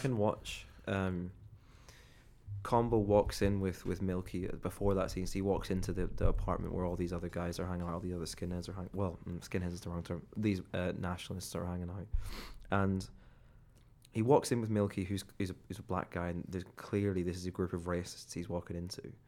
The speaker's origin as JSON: {"language": "English", "country": "Ireland", "moved": "yes", "lives_now": "England"}